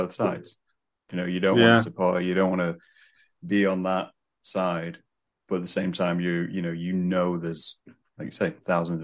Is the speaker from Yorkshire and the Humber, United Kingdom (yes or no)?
yes; Scunthorpe, Yorkshire and the Humber, United Kingdom; moved away; I'm originally from Scunthorpe